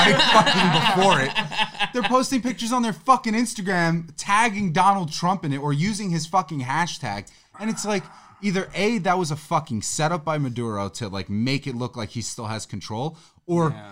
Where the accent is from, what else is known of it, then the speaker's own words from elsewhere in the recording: New York City, New York, United States; me growing up in the Bronx